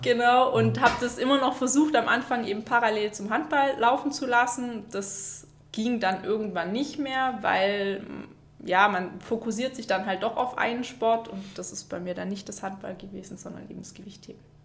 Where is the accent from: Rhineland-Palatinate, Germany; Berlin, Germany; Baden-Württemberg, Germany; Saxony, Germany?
Baden-Württemberg, Germany; near Stuttgart; moved away as an adult; now in Konstanz, Germany; ich komme ursprünglich aus der Nähe von Stuttgart, bin jetzt aber seit zehn Jahren in Konstanz